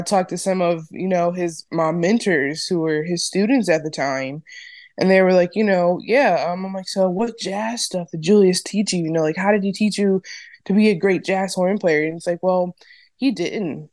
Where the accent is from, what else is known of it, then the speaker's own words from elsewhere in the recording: Ohio, United States; moved away as an adult; also born or lived in New Jersey / New York; I'm from Ohio